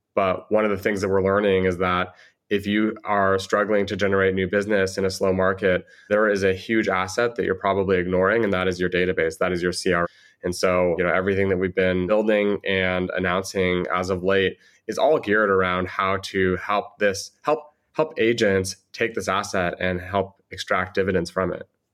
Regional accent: Southern California, United States; also born or lived in San Francisco; I grew up in Southern California, but for the last seven or eight years, I've spent in San Francisco

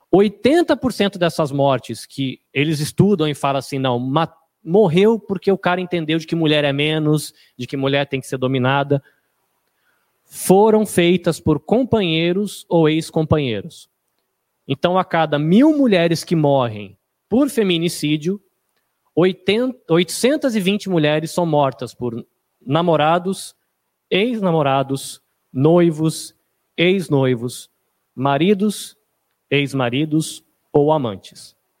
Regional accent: Brazil; a gente é brasileiro

